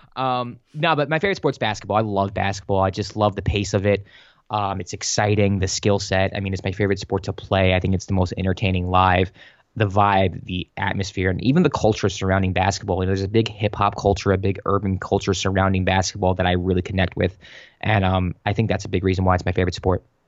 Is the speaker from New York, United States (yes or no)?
yes; New York City, New York, United States; moved away as an adult; also born or lived in Los Angeles; I was born in, uh, the Bronx, Our Lady of Mercy Hospital.